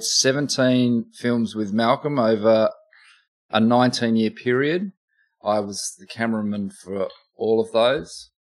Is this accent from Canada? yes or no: no; Oxford, South East England, United Kingdom; now in Australia; I was born in England. I was born on the grounds mm. of hmm. Oxford University.